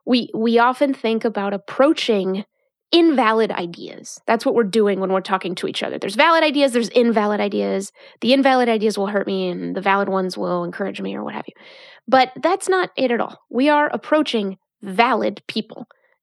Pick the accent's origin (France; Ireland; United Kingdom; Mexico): Mexico; now in United States; Growing up in Mexico, coming to the United States, what is democracy?